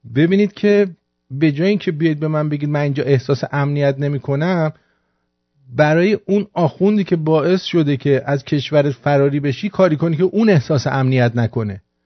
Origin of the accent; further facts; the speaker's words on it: Iran; من ایرانیم